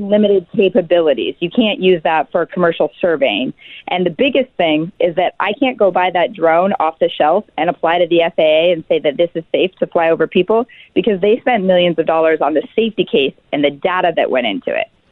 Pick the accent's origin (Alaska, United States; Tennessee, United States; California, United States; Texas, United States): Alaska, United States; we're six founders from Alaska